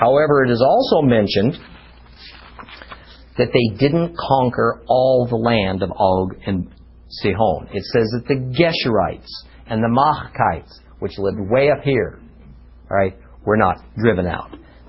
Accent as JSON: {"language": "English", "region": "Southern California", "country": "United States", "also_born_or_lived": "Manhattan Beach / Huntington Beach", "moved": "yes", "said": "I'm originally from Southern California. Okay? And even though I lived in various tiny beach areas, from Manhattan Beach all the way south to Huntington Beach"}